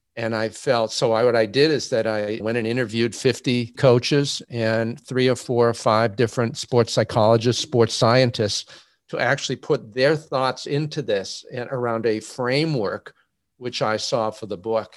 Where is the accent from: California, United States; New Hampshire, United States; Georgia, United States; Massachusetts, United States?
Massachusetts, United States; now in Indiana, United States; I'm a Massachusetts native, currently living uh, in Indiana